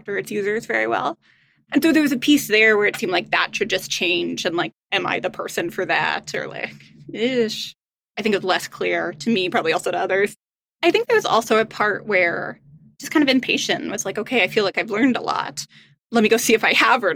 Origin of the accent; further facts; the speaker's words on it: Midwest, United States; I grew up in the Midwest